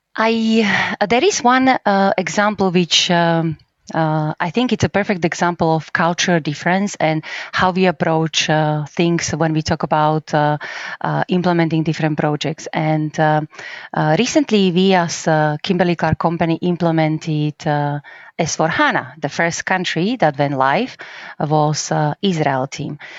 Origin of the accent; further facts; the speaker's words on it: Slovakia; English is a second language; now in Krakow, Poland; I'm from Slovakia. I actually was born very close to Polish border.